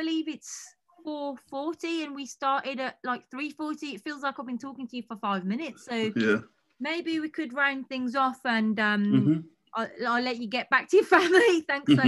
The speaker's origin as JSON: {"language": "English", "country": "United Kingdom", "said": "we are not American over here"}